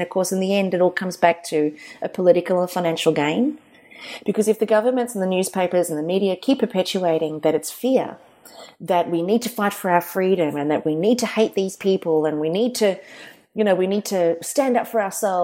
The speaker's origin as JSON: {"language": "English", "country": "South Africa", "tie": "born or raised there", "moved": "yes", "lives_now": "Australia", "said": "when I was a kid, I grew up in South Africa"}